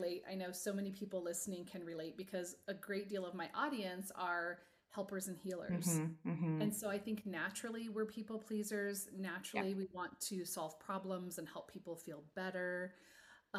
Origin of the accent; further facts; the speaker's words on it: Midwest, United States; moved away; I'm originally from the Midwest